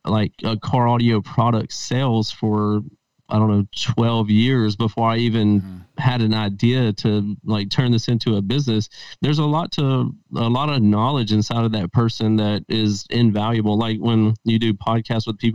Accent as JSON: {"language": "English", "region": "Mississippi", "country": "United States", "tie": "born or raised there", "moved": "as an adult", "lives_now": "Las Vegas, United States", "said": "I'm from Mississippi, and that's where I was born and raised at. And I've transplanted out to Las Vegas about 7 years ago."}